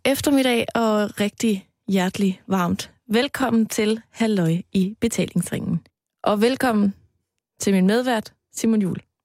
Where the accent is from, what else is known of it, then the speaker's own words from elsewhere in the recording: Aarhus, Central Denmark Region, Denmark; moved away; dengang jeg boede hjemme i Aarhus